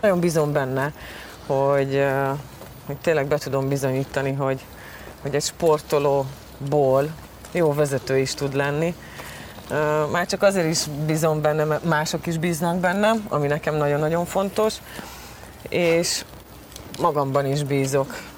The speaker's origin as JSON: {"language": "Hungarian", "town": "Győr", "region": "Győr-Moson-Sopron", "country": "Hungary", "tie": "born or raised there", "also_born_or_lived": "Veszprém", "said": "Veszprémben születtem, két éves koromban, és hát édesapám focizott, és pont akkor, amikor édesanyám ugye állapotos volt velem, akkor, akkor Győr, Veszprémben laktak, és ott születtem, de aztán utána gyorsan vissza is tértünk Győrbe"}